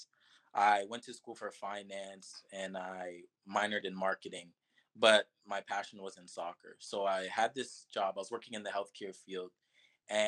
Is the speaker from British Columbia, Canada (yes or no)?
no; Toronto, Ontario, Canada; moved away; also born or lived in Miami; my hometown of Toronto